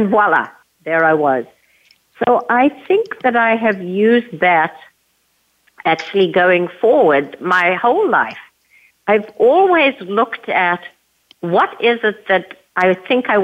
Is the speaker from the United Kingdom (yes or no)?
no; a little town outside of Johannesburg, Gauteng, South Africa; moved away; So, yes, I was born and raised in South Africa. I grew up in a little town outside of Johannesburg, South Africa